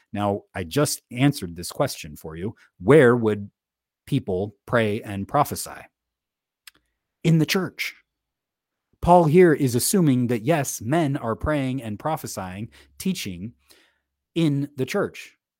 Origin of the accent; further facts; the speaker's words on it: United States; I live in the United States. I'm an American.